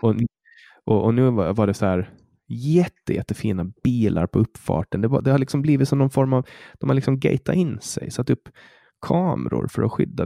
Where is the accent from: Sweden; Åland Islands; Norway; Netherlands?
Åland Islands; jag är född och uppvuxen på Åland